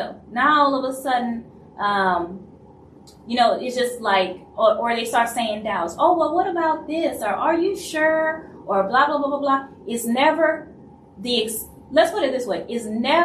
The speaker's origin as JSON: {"language": "English", "region": "Louisiana", "country": "United States", "said": "I'm from Louisiana"}